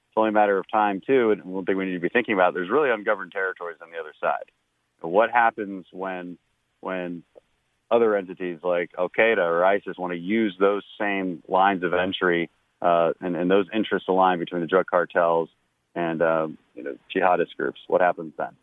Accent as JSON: {"language": "English", "region": "Texas", "country": "United States", "said": "here in Texas"}